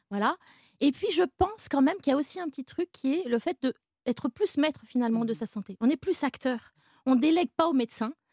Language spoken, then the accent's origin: French; France; chez nous en France